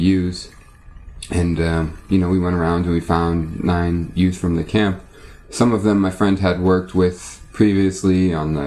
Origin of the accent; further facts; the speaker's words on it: United States; also born or lived in Palestine; I'm an American, because I go there with an American passport